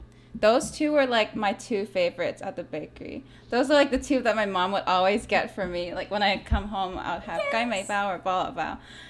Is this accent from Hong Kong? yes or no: yes; Hong Kong; now in Los Angeles, United States; am a director and editor and writer based in LA. But like Summer and Crystal, I was born and raised in Hong Kong.